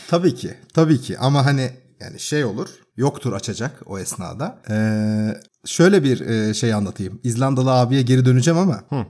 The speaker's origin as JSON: {"language": "Turkish", "country": "Turkey", "moved": "yes", "lives_now": "Sweden", "said": "I am de Turkish yani. I am Turkish"}